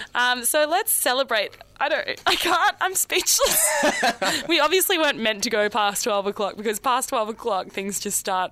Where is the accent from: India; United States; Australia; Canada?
Australia; Eltham, Victoria; And we're from Eltham.